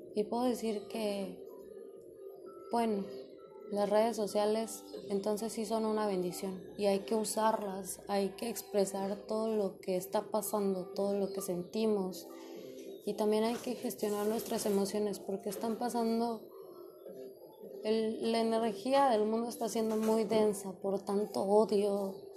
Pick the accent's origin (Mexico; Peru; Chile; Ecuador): Mexico; yo soy de México